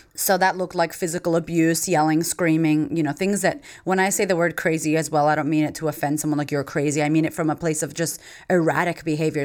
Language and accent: English; Framingham, Massachusetts, United States; moved away as an adult; now in Australia; I grew up in Framingham, Massachusetts.